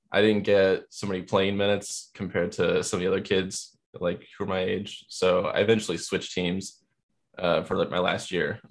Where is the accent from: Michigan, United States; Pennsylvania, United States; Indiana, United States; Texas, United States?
Indiana, United States; Indianapolis; now in Anderson, United States; I'm originally actually from Indianapolis. Uh, my family moved around a little bit, but I'm a, uh, I'm a Hoosier through and through. Um, I've been living in Anderson uh, for the past probably like 14 years.